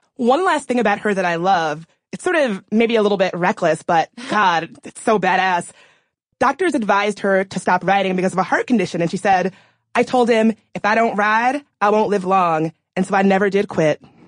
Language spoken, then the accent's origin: English; the American South, United States; Growing up in the South